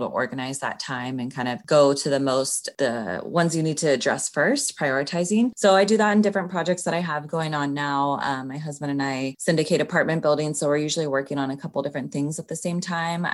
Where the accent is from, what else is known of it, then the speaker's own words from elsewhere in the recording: Sacramento, California, United States; moved away as an adult; now in Los Angeles, United States; I grew up in Sacramento